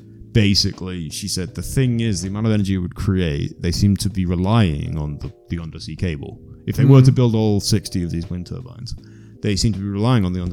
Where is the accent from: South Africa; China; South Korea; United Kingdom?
United Kingdom; moved away as an adult; now in Iceland; I'm from Britain and there's 60 million of us.